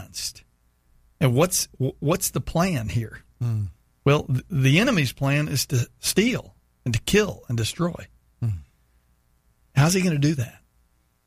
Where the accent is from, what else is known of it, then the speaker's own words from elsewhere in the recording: Texas, United States; my hometown in Texas